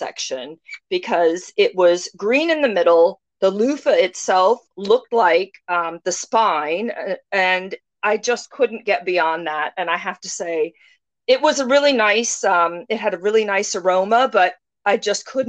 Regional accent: United States; moved away as an adult; now in United Kingdom; As an American

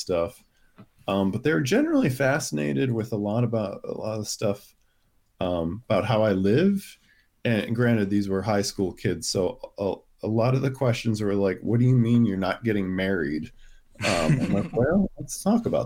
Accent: Buffalo, New York, United States; I was born in Buffalo, New York

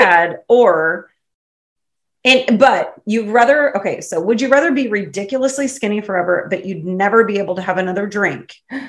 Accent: Clinton, United States; I'm from Clinton.

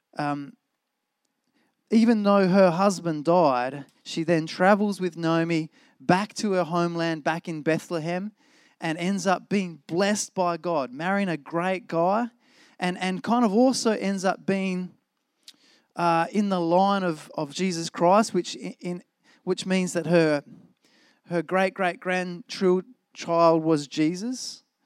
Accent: Australia; I love being Australian

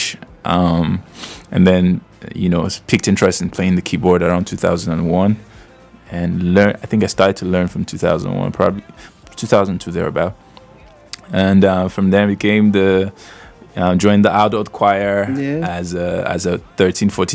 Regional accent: Edo, Nigeria; I'm from Edo State, born in Edo State, raised in Edo State.

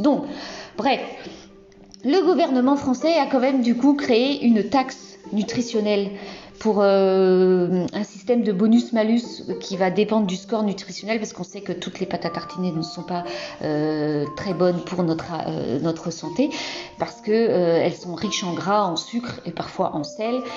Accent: Brittany, France; je suis bretonne

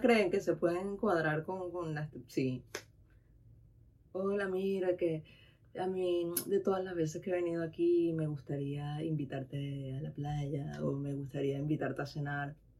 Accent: Venezuela; moved away as an adult; also born or lived in Tenerife / Dominican Republic; now in Spain; yo vengo de Venezuela, donde está calor, donde estaba todo el tiempo en playa

